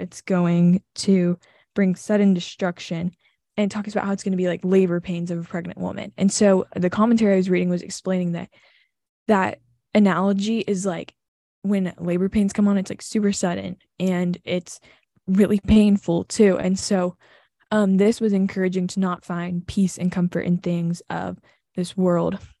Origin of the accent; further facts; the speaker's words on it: Southern, United States; accent: Southern; When I'm with my family, I turn my Southern accent on.